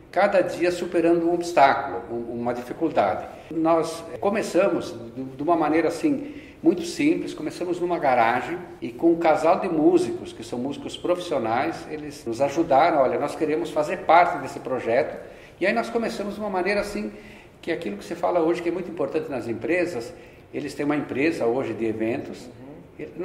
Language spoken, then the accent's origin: Portuguese; Rio Grande do Sul, Brazil; moved away as an adult; also born or lived in Porto Alegre; now in São Paulo, Brazil; Eu sou do Rio Grande do Sul.